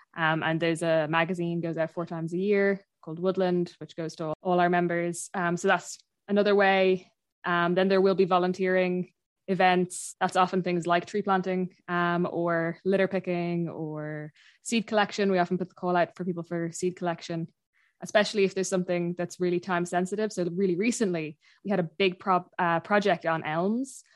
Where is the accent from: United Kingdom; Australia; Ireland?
Ireland; Dublin, Leinster; moved away as an adult; now in Achill Island, Ireland; I'm from Dublin originally. I'm, I'm from, uh, North Dublin, and I live out, um, in Ackle at the minute